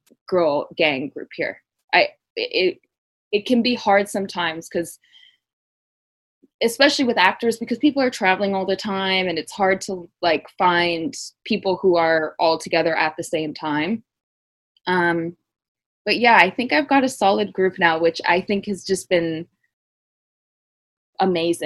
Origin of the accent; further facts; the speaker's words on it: Vancouver, British Columbia, Canada; moved away as an adult; I grew up in Vancouver, which is like a walking city